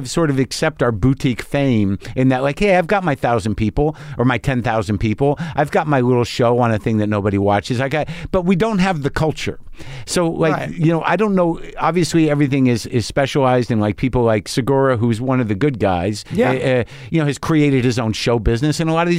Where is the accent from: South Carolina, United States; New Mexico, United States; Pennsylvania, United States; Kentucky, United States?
New Mexico, United States; I grew up in New Mexico. A lot of guns around. My dad had guns.